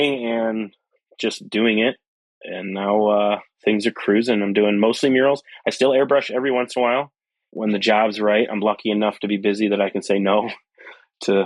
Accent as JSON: {"language": "English", "town": "Flint", "region": "Michigan", "country": "United States", "also_born_or_lived": "Pittsburgh", "said": "I'm from Flint area and Flint, Detroit, up here in Michigan"}